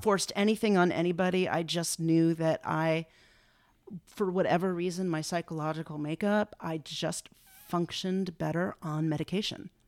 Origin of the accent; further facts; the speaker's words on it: Los Angeles, California, United States; also born or lived in San Francisco; I grew up in West Los Angeles